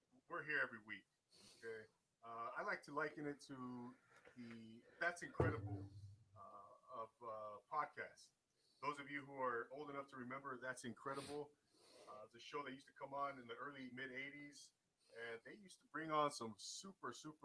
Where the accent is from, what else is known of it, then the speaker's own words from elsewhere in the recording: Rancho Cucamonga, California, United States; moved away as an adult; Rancho Cucamonga is the name of my hometown